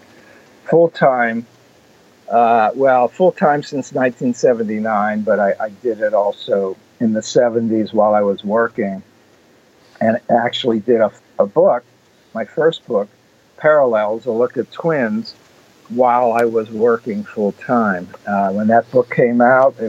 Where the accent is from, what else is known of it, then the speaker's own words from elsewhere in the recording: Pittsburgh, Pennsylvania, United States; moved away as an adult; also born or lived in New York; I'm from Pittsburgh, Pennsylvania, and went to Carnegie Mellon